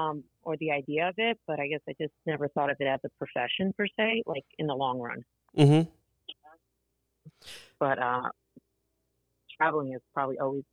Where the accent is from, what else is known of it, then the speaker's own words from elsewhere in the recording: Newark, New Jersey, United States; first language Portuguese; English is a second language; I was actually raised in Newark, New Jersey, which many times does not really get a good reputation. I'm sorry. So, but it's actually a very small community called the Ironbound section